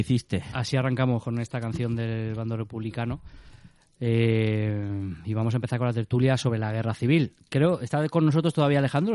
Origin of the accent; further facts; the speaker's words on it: Alicante, Valencian Community, Spain; los que somos de Alicante